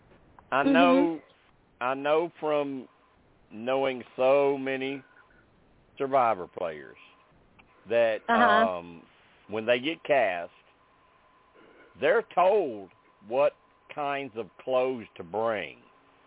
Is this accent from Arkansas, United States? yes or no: yes; Arkansas, United States; I'm from Arkansas.